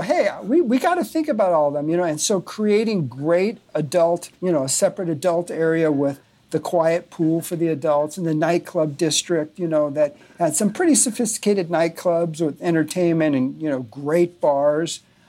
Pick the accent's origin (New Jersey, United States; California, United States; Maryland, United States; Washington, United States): California, United States; Burbank; I was born in Burbank, California, in the shadow of the Disney Studios, and grew up watching, you know, Walt on Sunday night